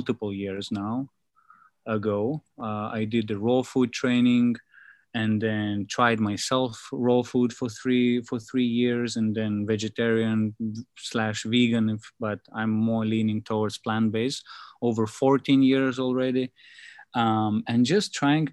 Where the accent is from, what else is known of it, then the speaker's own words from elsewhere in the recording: Lithuania; now in Asia; I'm in from Lithuania